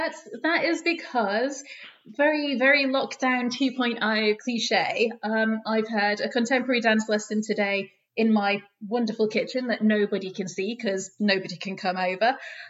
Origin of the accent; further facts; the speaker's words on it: Doncaster, Yorkshire and the Humber, United Kingdom; Being from the north, I'm from Doncaster. You can't tell because I went to university in the south, and if you talk like this at UCL, nobody takes you serious. So I had to lose the accent.